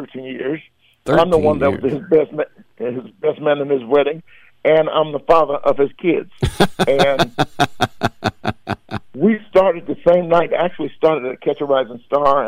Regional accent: Georgia, United States; moved away; I came from Georgia

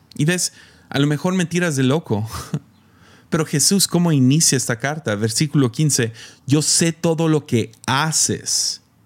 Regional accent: Mexico; moved away; soy el morro de México

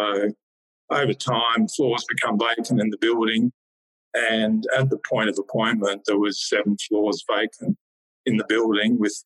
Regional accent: Warwick, Queensland, Australia; also born or lived in northern New South Wales / Sydney; now in Canberra, Australia; I was born and bred in Queensland

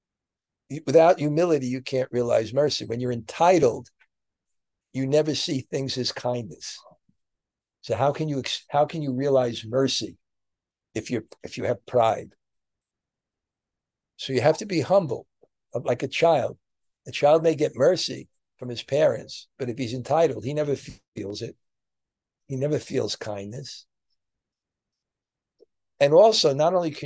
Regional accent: New York, United States; moved away; I'm from New York

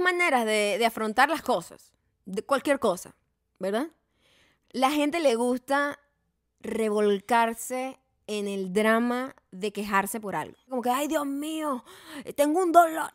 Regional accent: Punto Fijo, Falcón, Venezuela

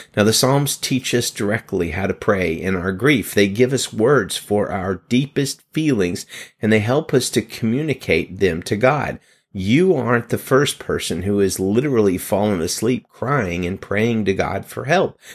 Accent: Pittsburgh, Pennsylvania, United States; my hometown, Pittsburgh, Pennsylvania

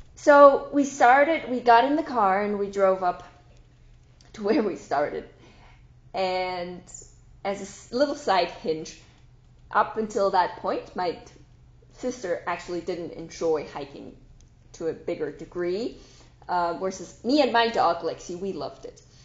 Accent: Switzerland; I am from Switzerland, right? But we are in Zurich

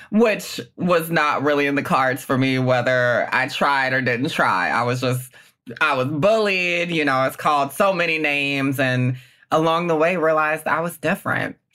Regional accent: Southern United States, United States; it's about my experience growing up in the South with a lot of traditionalism. I come from a very kind of classic Black Southern family um, middle class.

